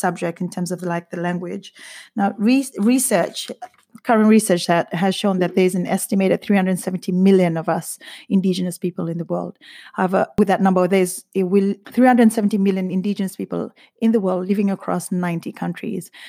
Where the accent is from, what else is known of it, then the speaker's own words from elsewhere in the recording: Eastern Division, Fiji; moved away as an adult; also born or lived in Tailevu North; now in United Kingdom; a young indigenous Fijian growing up in Fiji